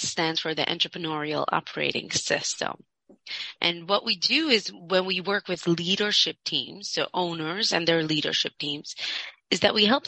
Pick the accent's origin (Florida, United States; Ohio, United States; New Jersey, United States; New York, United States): New York, United States; Monsey; I grew up in Muncie, very from ultra-Orthodox community, Hasidic